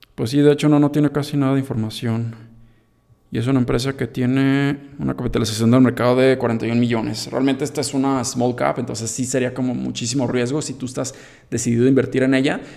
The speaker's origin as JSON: {"language": "Spanish", "country": "Mexico"}